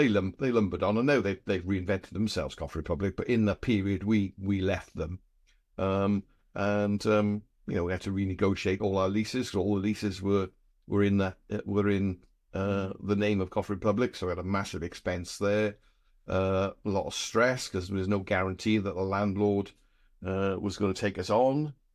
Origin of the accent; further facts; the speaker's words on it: Wales, United Kingdom; We're from South Wales, and we went home one weekend, having worked in London.